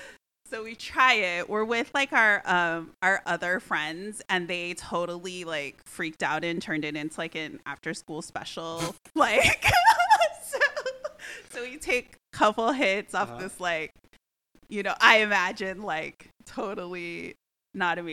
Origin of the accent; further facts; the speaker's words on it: Missouri, United States; I grew up in Missouri in the Midwest.